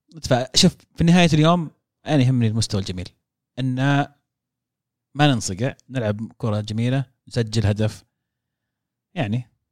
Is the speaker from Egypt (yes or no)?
no; Saudi Arabia; عندنا في السعوديه